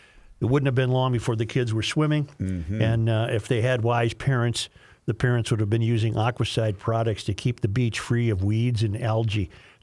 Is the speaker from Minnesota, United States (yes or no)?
yes; Minnesota, United States; probably something I should have known as a Minnesotan.